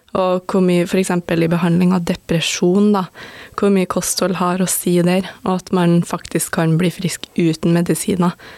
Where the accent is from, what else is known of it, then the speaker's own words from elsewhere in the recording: Stjørdal, Trøndelag, Norway; moved away as an adult; now in Oslo, Norway; jeg kommer jo fra Stjørdal, og det, altså det, er jo ikke en kjempeliten plass, men jeg føler det er jo ikke en storby